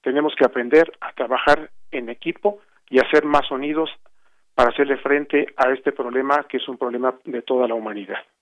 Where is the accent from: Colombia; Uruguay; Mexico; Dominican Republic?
Mexico; como mexicanos